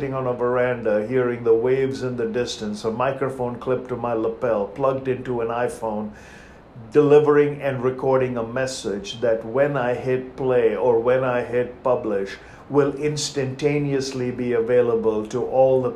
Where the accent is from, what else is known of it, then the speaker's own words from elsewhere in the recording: India; moved away as an adult; Growing up in India by the ocean